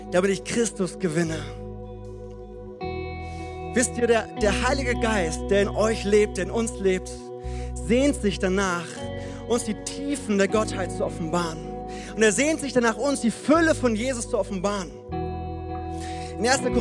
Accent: Frankfurt, Hesse, Germany; moved away; also born or lived in Hannover; Für alle, die mich noch nicht kennen, ich komme ursprünglich aus Frankfurt und habe dann äh, vier Jahre in Hannover gelebt, dort meine wundervolle Frau geheiratet

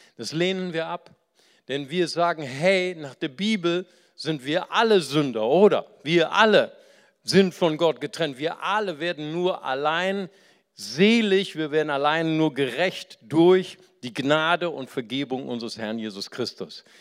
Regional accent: Germany; bei uns in Deutschland

